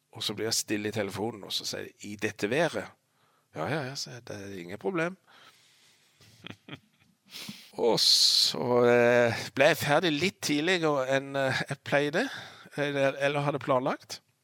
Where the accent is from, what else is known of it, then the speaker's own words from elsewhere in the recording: Lista, Agder, Norway; jeg er født på Lista og bodd på Lista i alle år